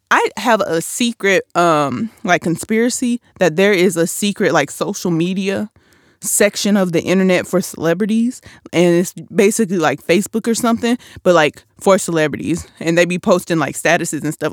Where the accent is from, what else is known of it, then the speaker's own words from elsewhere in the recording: Flint, Michigan, United States; I'm from Flint 'cause I'm sure not from Michigan.